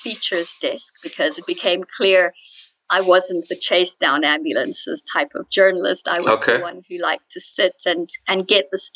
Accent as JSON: {"language": "English", "country": "Zimbabwe", "tie": "born or raised there", "said": "By birth, though I was born in Zimbabwe"}